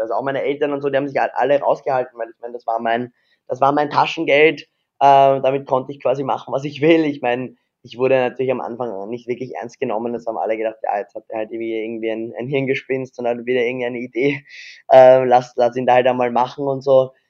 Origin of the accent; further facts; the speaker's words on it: Vienna, Austria; bin ja Wiener, also Österreicher